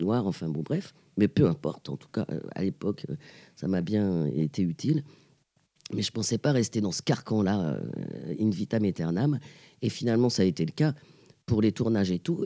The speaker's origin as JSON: {"language": "French", "town": "Pantin", "region": "Île-de-France", "country": "France", "tie": "born or raised there", "said": "Une petite euh, togolo-pantinoise, c'est-à-dire moitié togolaise et moitié pantinoise, parce que je suis née à Pantin."}